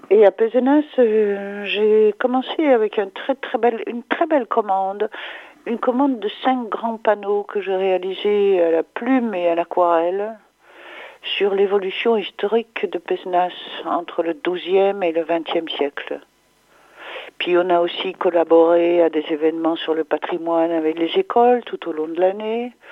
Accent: Charleroi, Wallonia, Belgium; born there; je suis peintre de nationalité belge. Je suis née en Wallonie, à Charleroi, dans la partie francophone, à l'est de la Belgique.

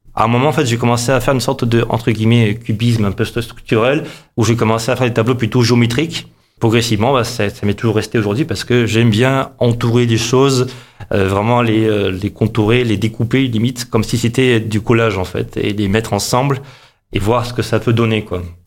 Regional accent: Montpellier, Occitania, France; also born or lived in Moscow, Russia / Avignon; J'ai grandi à, surtout à Montpellier. Vraiment. C'est-à-dire que je suis né là-bas à, à, Moscou, en Russie

